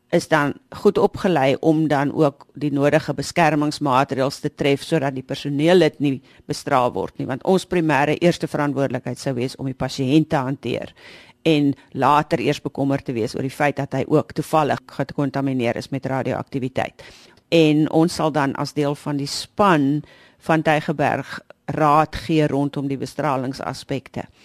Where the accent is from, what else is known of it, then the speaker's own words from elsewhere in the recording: South Africa; ons as Suid-Afrikaners